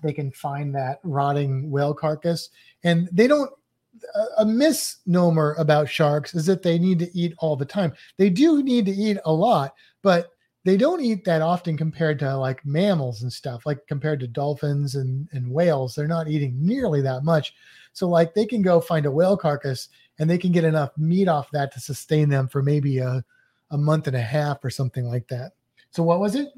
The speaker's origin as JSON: {"language": "English", "town": "St. Louis", "region": "Missouri", "country": "United States", "said": "I'm from Saint Louis with the gateway arch"}